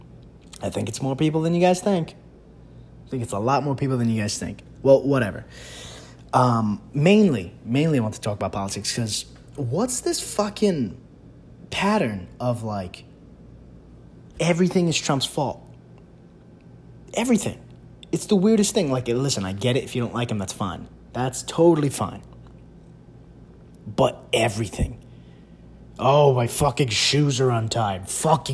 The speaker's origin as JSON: {"language": "English", "region": "New York", "country": "United States", "said": "being a New Yorker"}